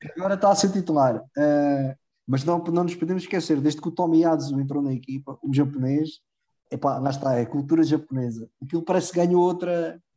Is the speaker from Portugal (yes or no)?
yes; Proença-a-Nova, Centro, Portugal; o Proença Nova, que por acaso é de onde eu sou.